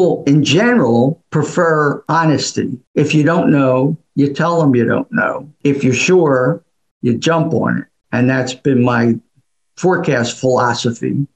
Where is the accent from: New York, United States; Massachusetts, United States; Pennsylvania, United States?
Pennsylvania, United States; Philadelphia; moved away; also born or lived in Raleigh; I was from Philly